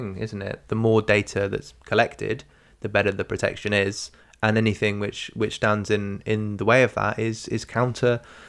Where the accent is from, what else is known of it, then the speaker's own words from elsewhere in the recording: England, United Kingdom; Okay, I'm English. Too warm for me. It's above 22 degrees.